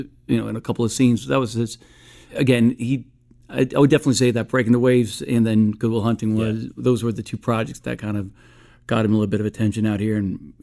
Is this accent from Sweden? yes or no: yes; Stockholm, Stockholm County, Sweden; moved away; I was born in Stockholm, Sweden, and I was raised out there. My father is an actor, so we traveled quite a bit when I was a kid.